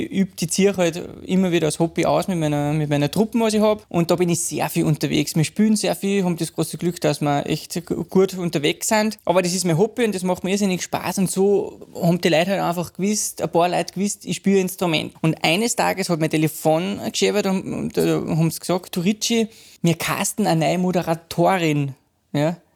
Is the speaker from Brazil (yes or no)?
no; Eschenau, Salzburg, Austria; bin ich gebürtiger Pinzgauer. {S2} Ja. {S0} Äh, da bin ich aufgewachsen in einem kleinen Dorf, also äh, äh Ortsteil mit 400 Einwohnern.